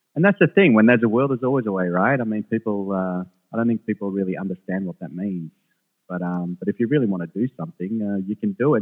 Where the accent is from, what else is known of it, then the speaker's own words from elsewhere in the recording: Australia; English is a second language; also born or lived in Jerusalem / Sweden; I was born in Jerusalem, but then I, um, I lived in Sweden for the most part, first part of my life as a youngster. So I only moved to Australia when I was like seven or eight. I couldn't speak English